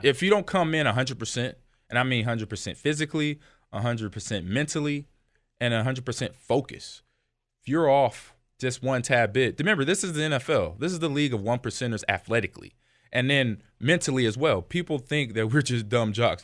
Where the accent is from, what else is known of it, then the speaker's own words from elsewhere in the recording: California, United States; I grew up in California